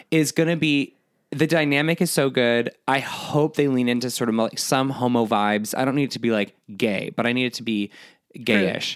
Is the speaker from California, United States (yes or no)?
yes; San Diego, California, United States; Born and raised in San Diego, Disneyland, multiple times a year